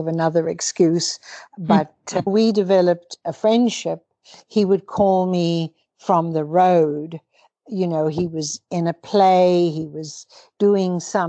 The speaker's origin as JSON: {"language": "English", "town": "Cape Town", "region": "Western Cape", "country": "South Africa", "tie": "born or raised there", "also_born_or_lived": "Toronto, Canada", "moved": "as an adult", "said": "I was born to British Irish parents in Cape Town, South Africa, and educated there"}